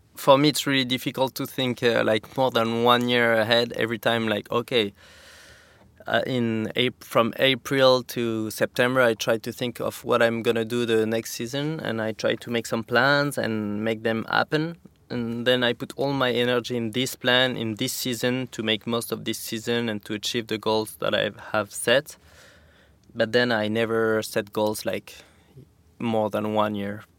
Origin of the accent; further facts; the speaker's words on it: Saint-Lary-Soulan, Occitania, France; also born or lived in Val Thorens, France; now in Capbreton, France; I grew up in the Pyrenees, like a half hour from Spain in a resort called Saint Lary.